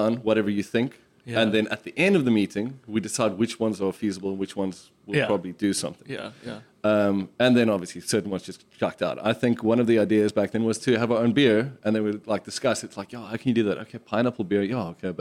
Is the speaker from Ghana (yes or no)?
no; South Africa; us as South African drinkers